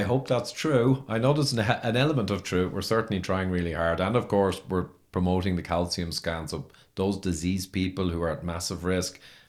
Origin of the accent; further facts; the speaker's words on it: Ireland; I'm Irish